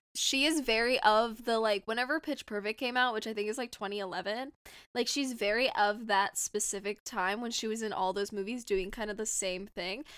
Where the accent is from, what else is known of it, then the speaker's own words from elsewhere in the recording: Southern California, United States; I'm from Southern California, if you couldn't tell from my voice.